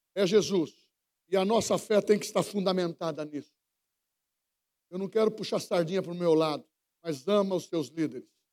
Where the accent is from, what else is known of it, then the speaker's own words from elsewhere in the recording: São Paulo, Brazil; eu nasci lá no Morro do Querosene